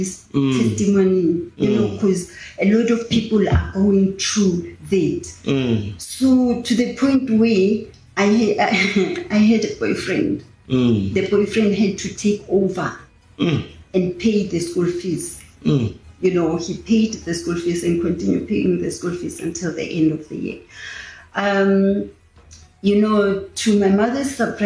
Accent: South Africa; I was born here in Tarfandin. I grew up in Tarfandin.

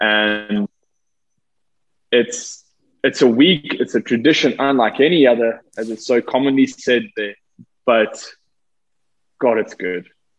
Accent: South Africa; growing up in South Africa

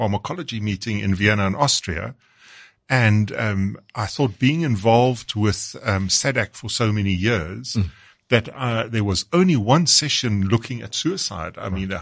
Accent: South Africa; being South African

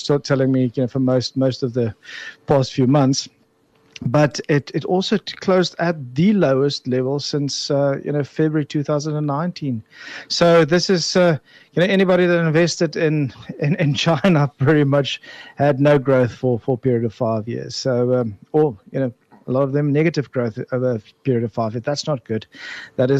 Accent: Bellville, Western Cape, South Africa; I'm the boy from Belleville

